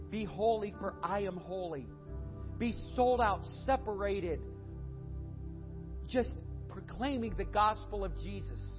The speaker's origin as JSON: {"language": "English", "town": "Lakewood", "region": "Ohio", "country": "United States", "said": "This ain't our church. We're from Lakewood, Ohio."}